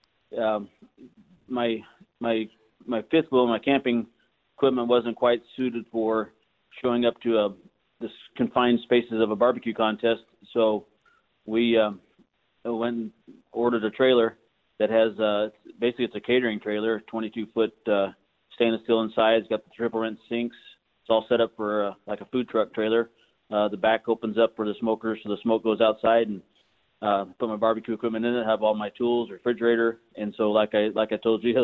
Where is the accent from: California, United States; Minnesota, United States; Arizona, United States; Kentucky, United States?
Arizona, United States; Yuma; I was born here in Yuma.